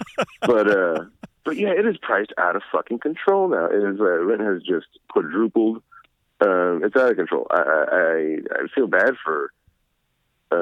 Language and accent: English; between Natalia and Devine, southeast Texas, United States; born or raised there; also born or lived in San Antonio, Texas